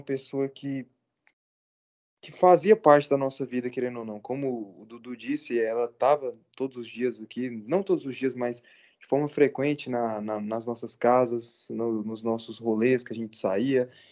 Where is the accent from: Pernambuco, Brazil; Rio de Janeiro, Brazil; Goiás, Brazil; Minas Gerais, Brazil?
Goiás, Brazil; a gente é de Goiás